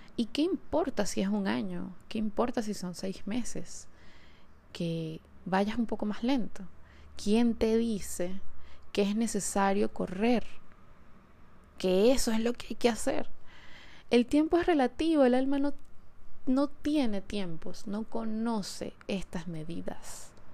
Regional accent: Caracas, Capital District, Venezuela; moved away; episodio lo estoy grabando desde Caracas, desde mi ciudad natal

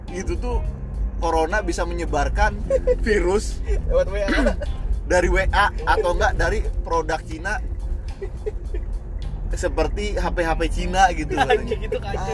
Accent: Cikarang, West Java, Indonesia; eh kita orang Cikarang bre bahasa tahu coba

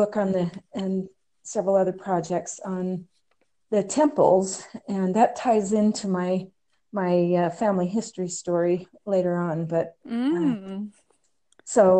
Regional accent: Idaho Falls, Idaho, United States; we are both from Idaho Falls

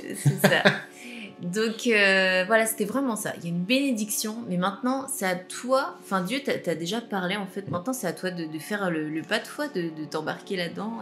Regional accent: Normandy, France; je suis normande

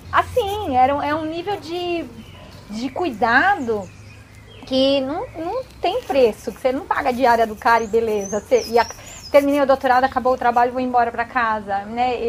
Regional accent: São Paulo, Brazil; Eu, eu sou de cidade grande, eu nasci em São Paulo, fui criada em apartamento

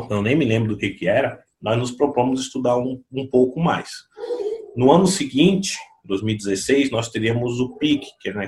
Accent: São Vicente, São Paulo, Brazil; Eu sou de São Vicente, também uma, uma cidade cercada de, de, de favelas

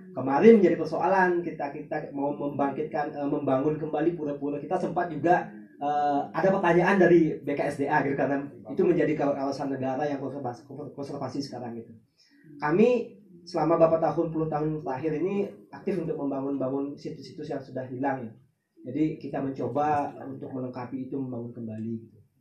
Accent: Batur village, Bali, Indonesia

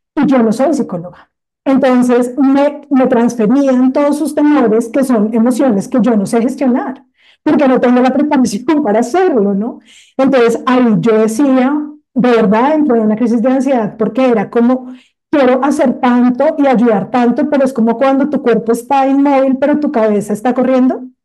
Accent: Colombia

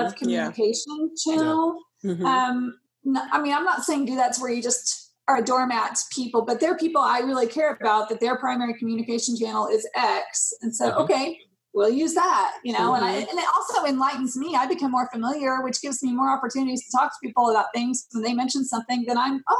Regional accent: Germany; born there; also born or lived in Denmark; I mean, I lived in Denmark. I was born in Germany. I have friends and family all over the world.

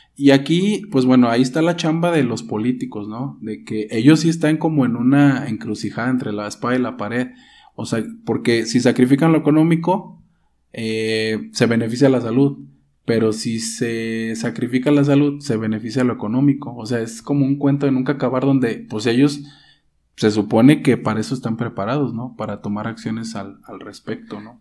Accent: Mexico; nuestro país, nuestro país, este, México, para los que nos escuchan fuera de aquí, somos, somos de México

